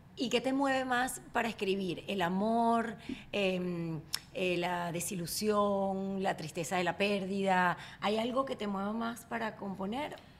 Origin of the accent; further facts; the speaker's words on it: Barquisimeto, Lara, Venezuela; moved away as an adult; En mi pueblo no hay prom. En mi pueblo Barquisimeto